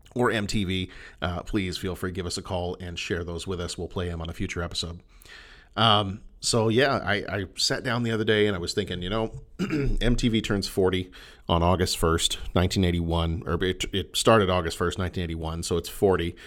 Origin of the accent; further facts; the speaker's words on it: Texas, United States; I was born in Texas, grew up in Texas